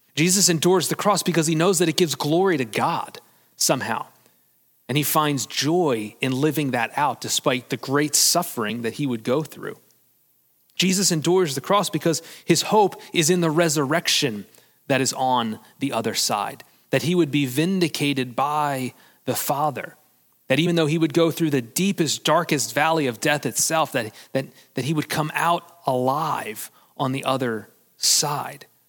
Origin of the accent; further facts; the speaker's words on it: United States; as Americans